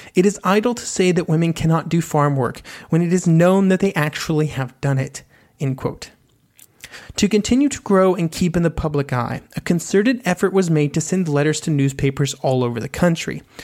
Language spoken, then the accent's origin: English; United States; As an American